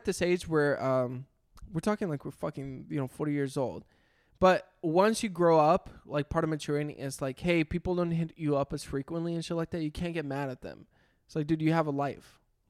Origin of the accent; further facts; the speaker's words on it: Costa Rica; now in United States; I'm definitely getting married in Costa Rica, too. That would be another thing. I'd want to get married in... whatchamacallit? Yeah. In my home country.